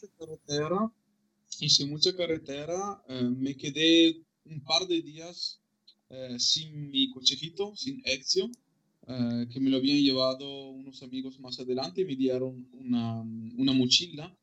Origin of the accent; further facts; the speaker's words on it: Malo, Veneto, Italy; Spanish is a second language; moved away as an adult; also born or lived in León; mi pueblo que se llama Malo, en Vicenza, que es a una hora de coche de, de, Venecia.